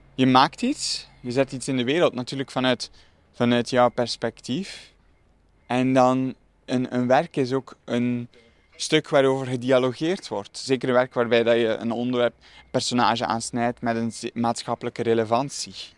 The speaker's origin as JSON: {"language": "Dutch", "town": "Dikkelvenne", "region": "Flanders", "country": "Belgium", "tie": "born or raised there", "said": "Ik groeide op in Dikkelvenne"}